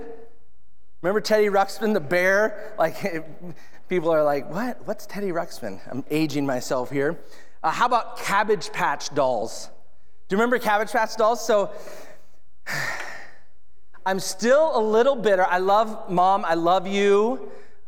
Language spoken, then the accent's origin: English; Edmonds, Washington, United States; I grew up in Edmonds, Washington